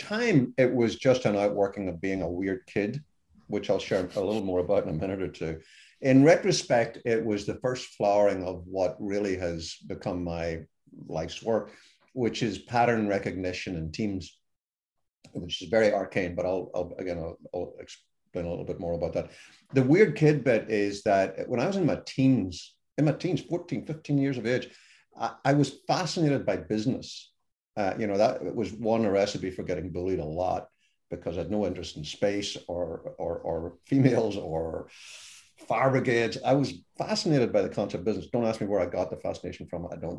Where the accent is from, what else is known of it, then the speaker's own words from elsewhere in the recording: Ireland; accent: Irish; even a dumb Irishman, which is by my accent, you can tell what I am